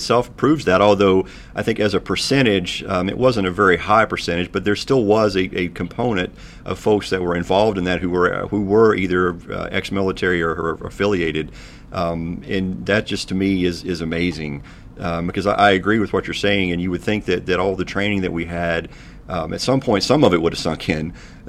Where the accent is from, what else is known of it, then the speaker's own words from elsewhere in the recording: eastern Kentucky, United States; my hometown here in a little bitty town in eastern Kentucky